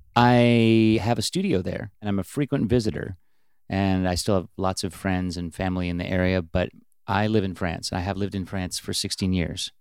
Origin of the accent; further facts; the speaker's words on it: Bellingham, Washington, United States; also born or lived in Seattle; we were even from a little town, just like … was from Aberdeen. We were from Bellingham